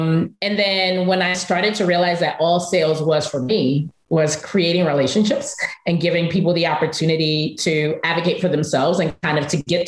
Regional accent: New York City, New York, United States; go back to my home city of Brooklyn and to run an after school educational center that at the time was a subsidiary of Kaplan Learning. And so I went back to Brooklyn. I'm from Bushwick

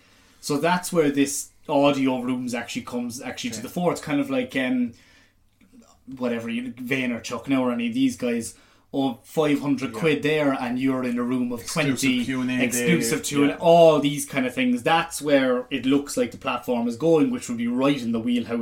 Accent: Ireland; As an Irish person

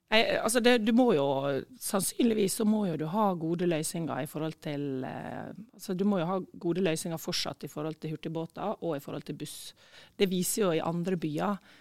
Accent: Sykkylven, Møre og Romsdal, Norway; also born or lived in Ålesund / Ørsta / Eastern Norway / abroad; now in Ulsteinvik, Norway; jeg er født i Ålesund, og så bodde jeg første året i Sykkylven, nei, i Ørsta, og så bodde vi i Sykkylven

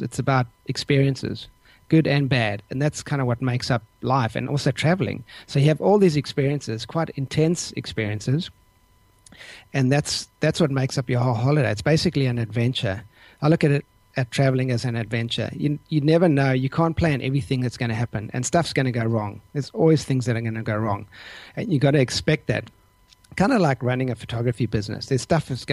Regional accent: South Africa; moved away as an adult; also born or lived in Denver, Colorado, United States; now in Port Stephens, Australia; I grew up in South Africa. So I was there until I was in my early 20s

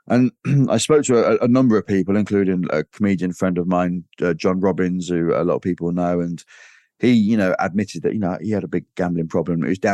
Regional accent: Grimsby, Yorkshire and the Humber, United Kingdom; So I grew up in Grimsby, and it was just my mum growing up.

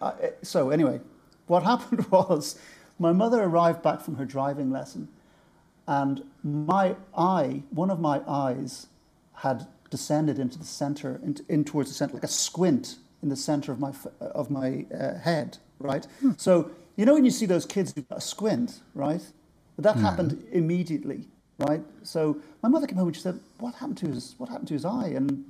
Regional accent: Birmingham, West Midlands, United Kingdom; born there; Well, as you probably know, I was born in Birmingham, and this is Birmingham. What I'm going to describe is Birmingham in the late '60s. My parents were immigrants from the west of Ireland

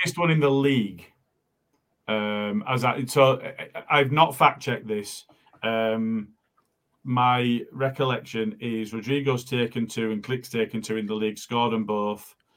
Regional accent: Morley, Yorkshire and the Humber, United Kingdom; I'm from Morley

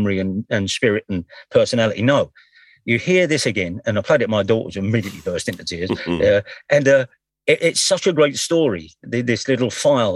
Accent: London, United Kingdom; I was 20 by the time I moved away, but I was born in Deptford, and then we moved straight to the Silver Estate

